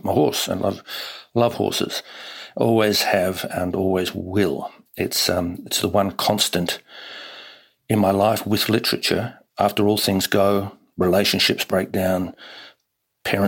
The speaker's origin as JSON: {"language": "English", "town": "Hastings", "region": "Hawke's Bay", "country": "New Zealand", "tie": "born or raised there", "also_born_or_lived": "Sydney, Australia", "said": "born in Sydney, in Randwick, but then as a baby we went to live in Hastings in New Zealand, which is in the Hawke's Bay"}